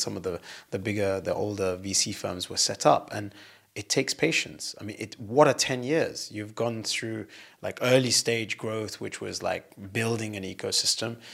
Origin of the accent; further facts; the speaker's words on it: United Kingdom; moved away; being British and having left the U K